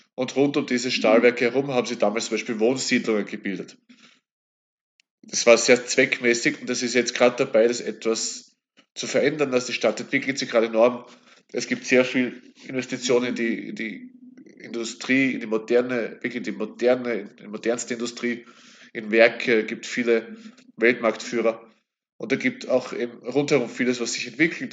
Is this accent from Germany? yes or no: no; Kapfenberg, Styria, Austria; also born or lived in Graz; bin dann wieder in meine Heimatregion zurück und eben dem KSV auf diese Weise eben auch verbunden